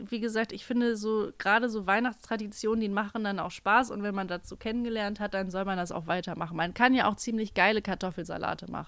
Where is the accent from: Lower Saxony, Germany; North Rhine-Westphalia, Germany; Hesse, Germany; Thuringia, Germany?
North Rhine-Westphalia, Germany; Wir kommen aus Nordrhein-Westfalen, das ist das so.